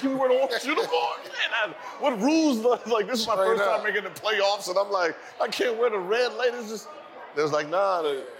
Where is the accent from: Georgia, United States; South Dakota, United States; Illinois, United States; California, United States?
California, United States; the Valley; Yeah, so I grew up with Gary in the Valley